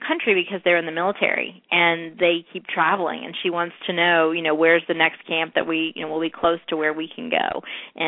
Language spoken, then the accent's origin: English; North Carolina, United States; North Carolina, my home state